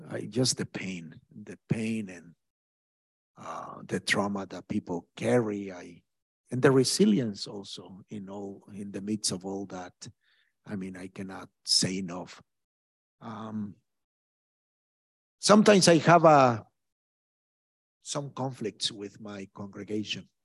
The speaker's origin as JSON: {"language": "English", "country": "Mexico", "tie": "born or raised there", "moved": "yes", "lives_now": "Brooklyn, United States", "said": "harassments by the cartels in my home country in Mexico."}